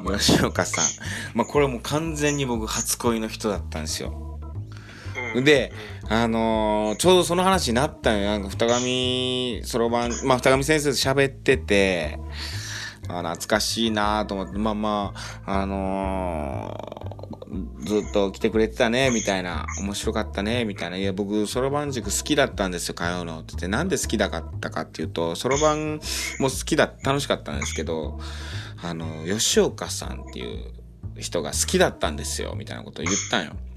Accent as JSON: {"language": "Japanese", "town": "Tobe", "region": "Ehime", "country": "Japan", "tie": "born or raised there", "also_born_or_lived": "Kyoto", "moved": "yes", "said": "戸部町出身"}